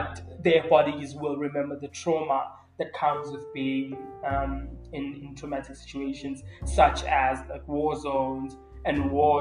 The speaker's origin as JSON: {"language": "English", "country": "South Africa", "said": "we literally in South Africa are living through a femicide"}